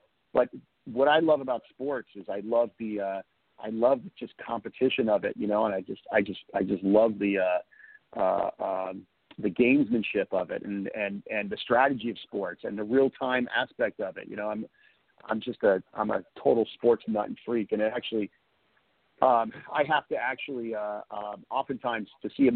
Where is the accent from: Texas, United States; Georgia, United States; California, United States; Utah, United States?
California, United States; the Valley; I grew up in the Valley. We would take the RTD, which was the Rapid Transit District bus, to Westwood